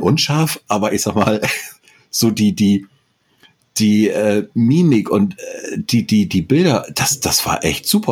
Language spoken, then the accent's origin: German; Northern Germany, Germany; als Norddeutscher